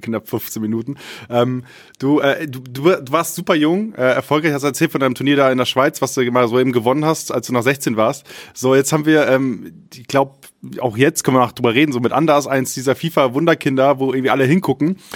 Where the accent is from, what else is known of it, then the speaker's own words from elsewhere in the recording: Friesland, Lower Saxony, Germany; ich komme aus Friesland gebürtig